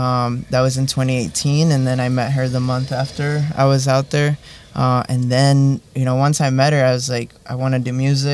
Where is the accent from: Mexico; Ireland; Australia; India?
Mexico; Mexico City; now in Los Angeles, United States; I'm originally from Mexico.